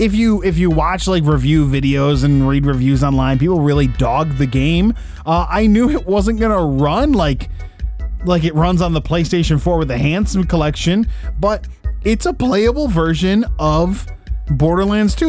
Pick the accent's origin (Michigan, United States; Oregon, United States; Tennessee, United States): Michigan, United States; Detroit; we're from Detroit